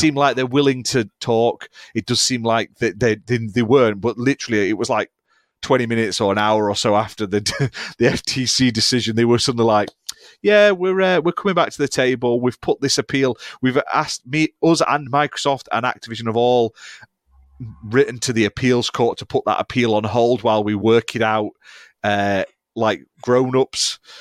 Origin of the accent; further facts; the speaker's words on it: United Kingdom; We are British